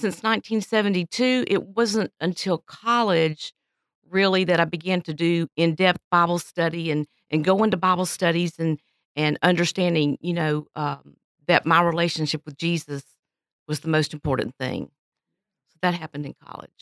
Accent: Pensacola, Florida, United States; I am originally from Pensacola, Florida. Grew up there

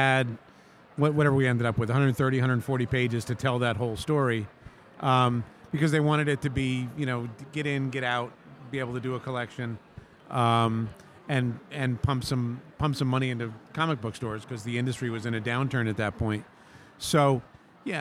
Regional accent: Kingston, New York, United States; moved away as an adult; now in Albany, United States; I actually was born and raised in Kingston, just north of Poughkeepsie, and now the Albany area is kind of home base

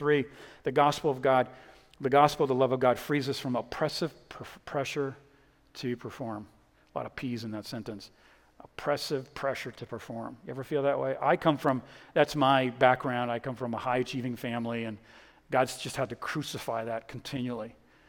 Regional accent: Boston, Massachusetts, United States; now in Texas, United States; I'm originally from Boston. Don't hold that against me. I'm not a Red Sox fan anymore.

